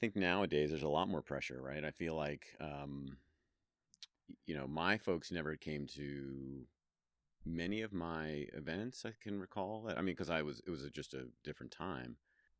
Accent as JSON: {"language": "English", "region": "New York", "country": "United States", "also_born_or_lived": "Washington, D.C.", "lives_now": "Reno, United States", "said": "I'm originally from New York, so it's a little bit, and lived in D.C. for a long time."}